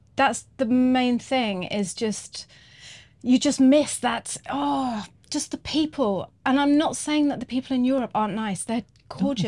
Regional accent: England, United Kingdom; moved away as an adult; now in New Zealand; I'm English

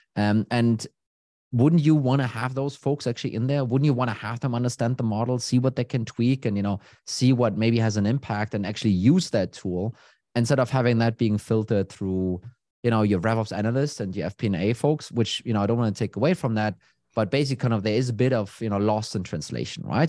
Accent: Copenhagen, Capital Region of Denmark, Denmark; I'm from Denmark, Copenhagen

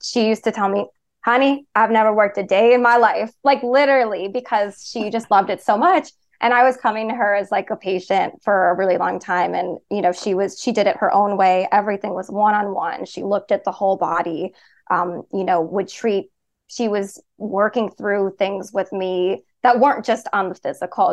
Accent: Chicago, Illinois, United States; also born or lived in Boston; I moved home to Chicago

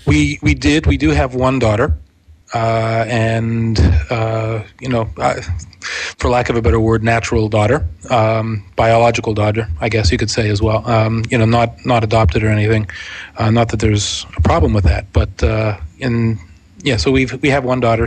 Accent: Pittsburgh, Pennsylvania, United States; now in Brooklyn, United States; I moved here from Pittsburgh. So I, I still consider myself from Pittsburgh, actually, although I've lived here in New York more than uh, half my life at this point.

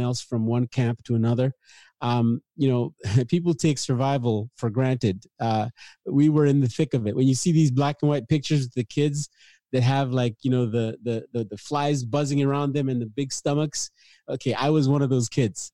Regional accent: Nigeria; moved away; I was born in Africa, uh, late sixties, in the civil war of, uh, Nigeria and Biafra

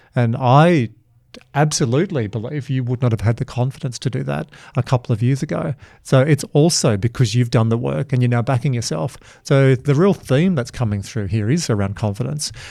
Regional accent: Dubbo and Glen Innes and Yass and Wagga, New South Wales, Australia; I'm from Dubbo and Glen Innes and Yass and Wagga

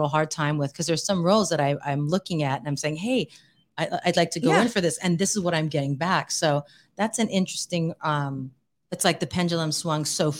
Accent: Hawaii, United States; And I'm like, we're both from Hawaii.

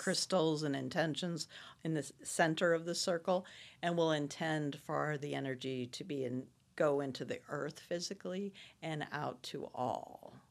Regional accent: Florissant, Missouri, United States; I'm from Florissant, Missouri

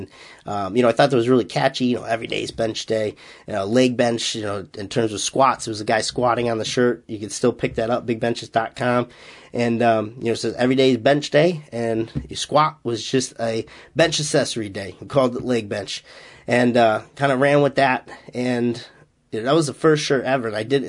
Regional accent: Massachusetts, United States; accent: Boston; You know, I'm not literally from Boston. I'm still 2 hours away, and those in Massachusetts won't say I have a Boston accent, but I guess I do have a little bit of an accent.

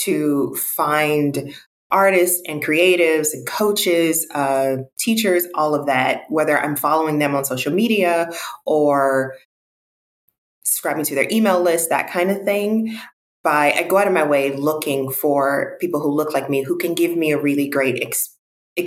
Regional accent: Mississippi, United States; moved away as an adult; also born or lived in Houston, Texas; now in Los Angeles, United States; I'm from Mississippi. So I'm African-American, Black, I identify as Black. And I'm from the South, born and raised.

